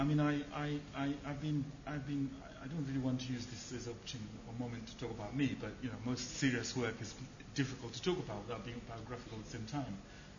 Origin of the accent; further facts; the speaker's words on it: Zimbabwe; moved away as an adult; now in United Kingdom; I grew up in Zimbabwe. I was involved in the Liberation War and Independence Movement then. I have lived here just as long as I lived in Zimbabwe.